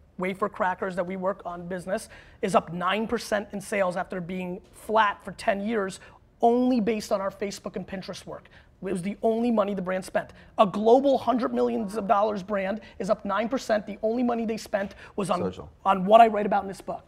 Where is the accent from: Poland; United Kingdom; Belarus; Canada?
Belarus; now in United States; I was born in Belarus, which is the last dictatorship in Europe.